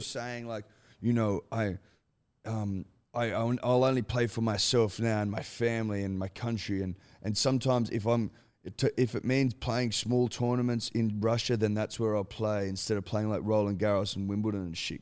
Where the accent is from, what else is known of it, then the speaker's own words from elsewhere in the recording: Australia; as an Australian